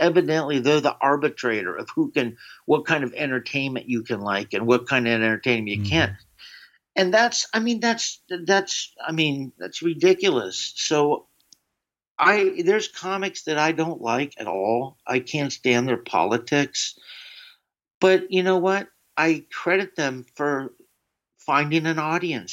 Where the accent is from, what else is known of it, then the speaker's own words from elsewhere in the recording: the South, United States; growing up in the south